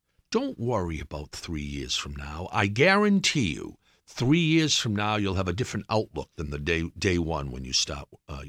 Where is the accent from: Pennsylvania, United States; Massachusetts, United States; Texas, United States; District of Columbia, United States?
Massachusetts, United States; I grew up in Massachusetts at a time when a fair-haired son of Massachusetts was in the White House.